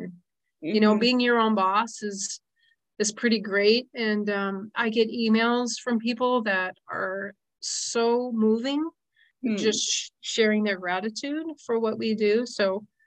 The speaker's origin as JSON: {"language": "English", "town": "Las Vegas", "region": "Nevada", "country": "United States", "tie": "born or raised there", "moved": "yes", "said": "I grew up in Las Vegas"}